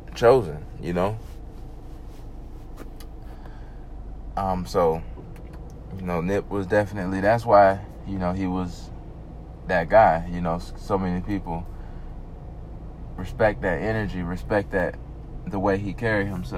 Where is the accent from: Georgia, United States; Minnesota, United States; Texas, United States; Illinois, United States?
Georgia, United States; the South; I'm from the South, as you can probably tell. I'm from the South. I'm down here in Georgia